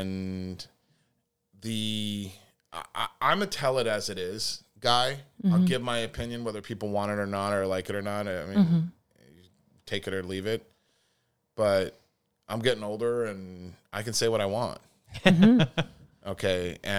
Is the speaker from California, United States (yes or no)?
yes; California, United States; accent: Southern California; I bid you welcome to Salem the Podcast with my Southern California accent.